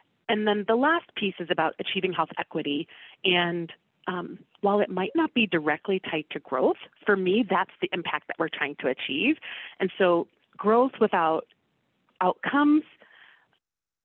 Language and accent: English; Washington, District of Columbia, United States; I am from the Washington, D.C. area